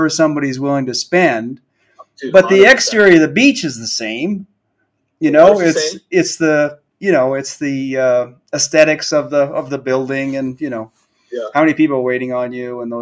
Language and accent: English; Maine, United States; moved away as an adult; now in Colorado, United States; I'm from Maine. I ended up with a place on the lake there.